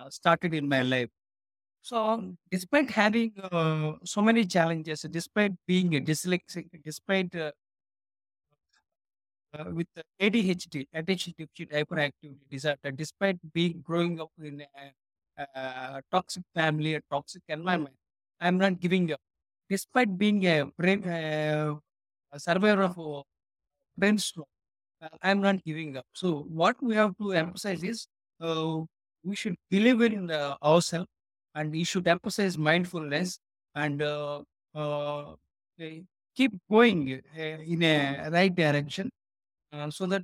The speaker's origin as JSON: {"language": "English", "country": "India", "tie": "born or raised there", "said": "I was born in India, and I served my country, that is the Indian Air Force"}